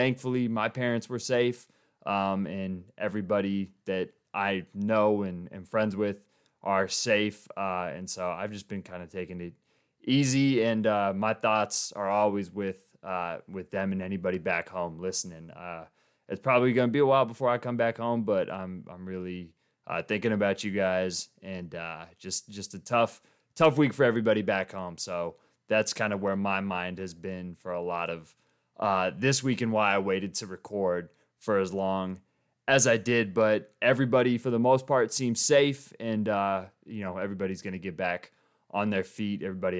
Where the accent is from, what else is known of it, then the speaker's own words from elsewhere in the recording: Louisville, Colorado, United States; also born or lived in Boulder / Superior; If you know where I'm from Boulder in Colorado, and my hometowns in Louisville and Superior were the towns